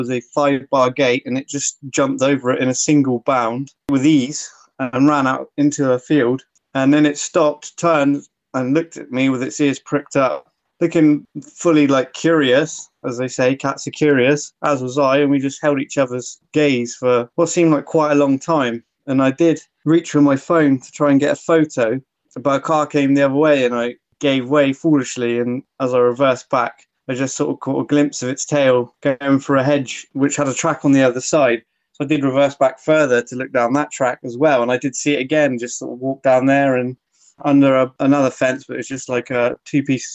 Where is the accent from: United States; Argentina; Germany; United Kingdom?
United Kingdom; Somerset, South West England; I grew up always in Somerset